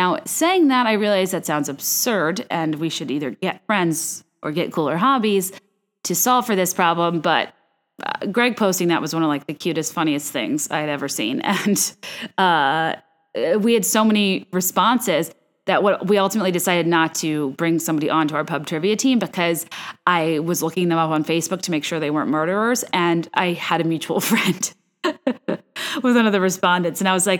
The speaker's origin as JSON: {"language": "English", "region": "Virginia", "country": "United States", "tie": "born or raised there", "said": "I'm basing my perfect recipes off of things I grew up eating in Virginia"}